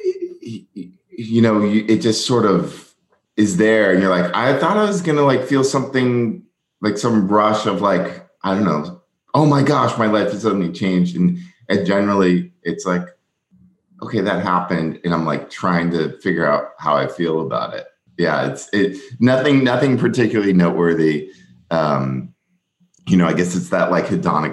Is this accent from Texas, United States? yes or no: no; Southern California, United States; I grew up in Southern California